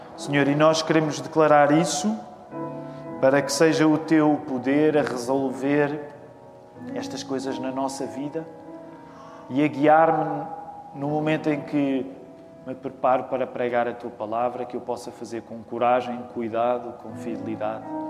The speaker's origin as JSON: {"language": "Portuguese", "country": "Portugal", "said": "nós que somos portugueses"}